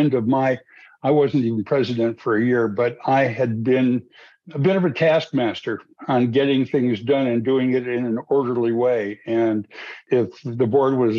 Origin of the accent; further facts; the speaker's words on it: New Mexico, United States; moved away as an adult; also born or lived in Santa Fe, New Mexico / Archuleta County, Colorado; now in Colorado, United States; I grew up in New Mexico